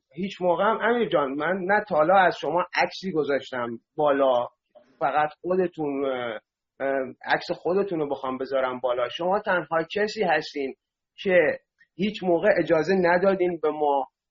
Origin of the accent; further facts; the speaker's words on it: Masjed Soleyman, Khuzestan, Iran; من بختیاری هستم بچه مسجد سلیمان هم هستم